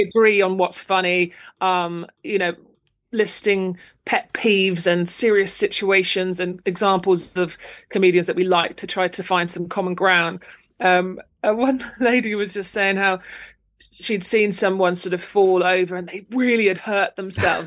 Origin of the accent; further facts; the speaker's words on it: Luton, East of England, United Kingdom; moved away as an adult; also born or lived in London; now in Folkestone, United Kingdom; originally I'm from Luton um, in Bedfordshire, uh, so I was there till I was like, you know, uni